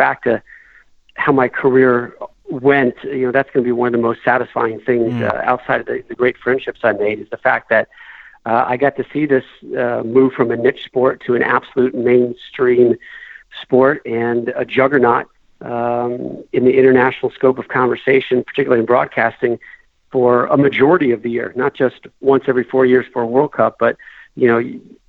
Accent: Chapel Hill, North Carolina, United States; when I was a young kid, growing up in North Carolina

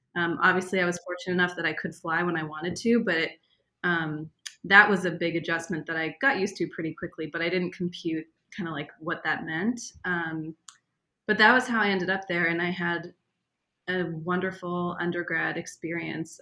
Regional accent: Boston, Massachusetts, United States; moved away as an adult; also born or lived in St. Louis / Israel; I grew up in Boston

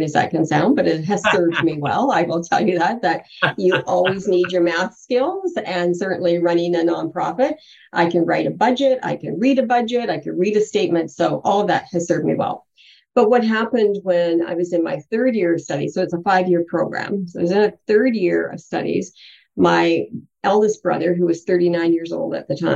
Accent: British Columbia, Canada; also born or lived in Rivers, Manitoba; we moved around a little bit, but settled into British Columbia when I was about 4 years old

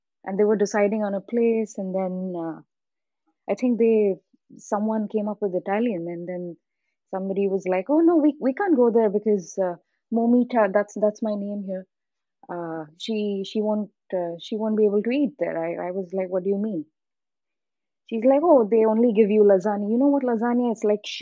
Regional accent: East India, India; I'm from the East side.

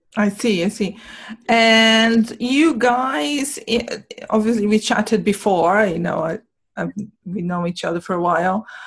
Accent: Brazil; moved away; I'm from Brazil

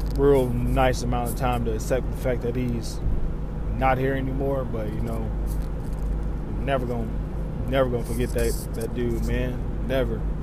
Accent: Southern Indiana, United States; moved away; I'm from Southern Indiana

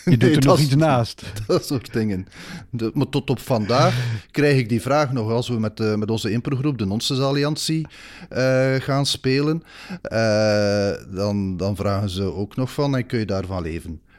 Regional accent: Bruges, Flanders, Belgium; en ik ben van Brugge, dus ik verstond perfect wat ze in het West-Vlaams zeiden.

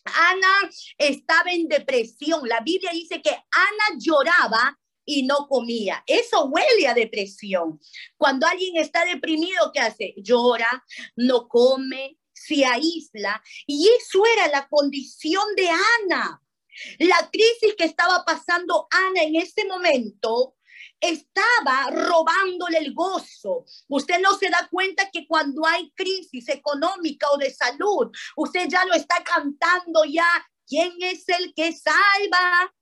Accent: Paramonga, Lima, Peru; now in Lima, Peru; Yo soy de Paramonga, a cinco horas de la capital

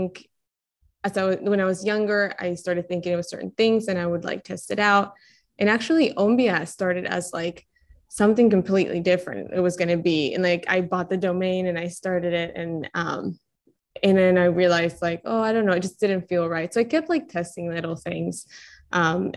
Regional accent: Colombia; moved away; I was born and raised in Colombia

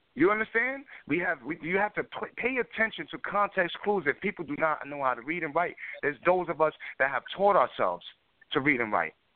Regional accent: New York City, New York, United States; I grew up in uh in the South Bronx

